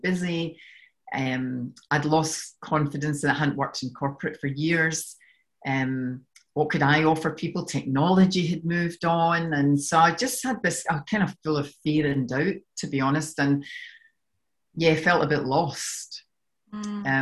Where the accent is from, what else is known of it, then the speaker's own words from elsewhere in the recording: Scotland, United Kingdom; accent: Scottish; moved away as an adult; now in Australia; you can tell from my accent that I'm from Scotland. I've been in Australia for 12 years and no matter what I do, I can't seem to shift this accent.